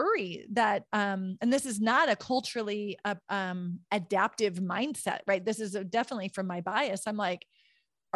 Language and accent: English; Williston, North Dakota, United States; the community I grew up in Williston, North Dakota.